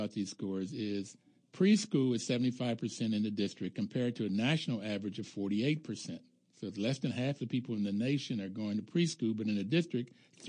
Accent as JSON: {"language": "English", "town": "Bluefield", "region": "West Virginia", "country": "United States", "tie": "born or raised there", "moved": "yes", "said": "I grew up in Bluefield, West Virginia"}